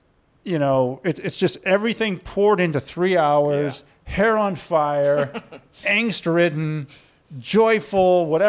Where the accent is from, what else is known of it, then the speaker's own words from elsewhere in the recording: St. Louis, Missouri, United States; I was born and raised in St. Louis.